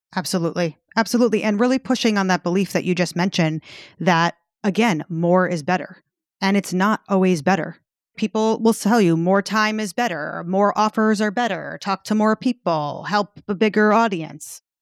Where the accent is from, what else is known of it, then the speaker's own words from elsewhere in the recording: New York, United States; I'm from New York.